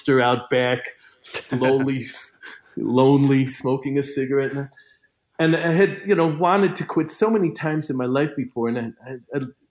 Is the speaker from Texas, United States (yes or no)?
no; Chicago, Illinois, United States; moved away as an adult; the atmosphere where I was raised in Chicago